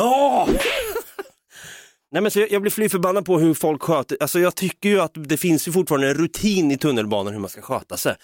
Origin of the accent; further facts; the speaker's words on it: Norrköping, Östergötland, Sweden; jag hade många chilenska vänner i alla fall som jag växte upp med i Norrköping